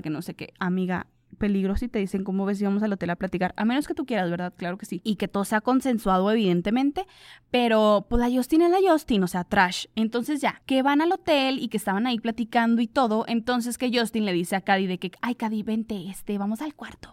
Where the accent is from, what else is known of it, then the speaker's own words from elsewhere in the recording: Comarca Lagunera, Mexico; aquí de donde soy yo, de la comarca lagunera